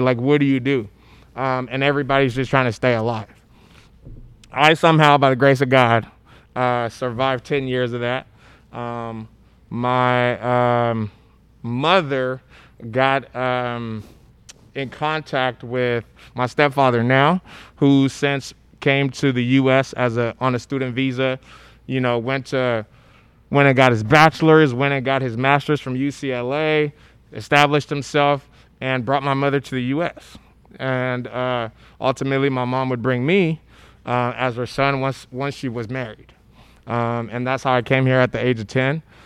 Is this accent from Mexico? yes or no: no; Monrovia, Montserrado, Liberia; now in United States; I'm from Liberia, uh, Monrovia, Liberia